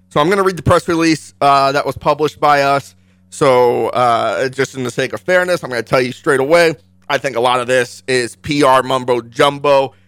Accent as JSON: {"language": "English", "region": "Northern Virginia", "country": "United States", "tie": "born or raised there", "also_born_or_lived": "Hawaii / Junction City, Kansas (father's family)", "moved": "yes", "lives_now": "Kansas, United States", "said": "I moved from Hawaii to Washington, D C, to Northern Virginia"}